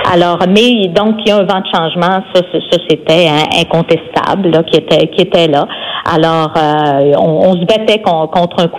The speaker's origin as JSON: {"language": "French", "town": "Saint-Ambroise", "region": "Quebec", "country": "Canada", "tie": "born or raised there", "also_born_or_lived": "Jonquière, Canada", "moved": "yes", "lives_now": "Quebec City region, Canada", "said": "Je suis native de Saint-Ambroise, au et lac saint jean"}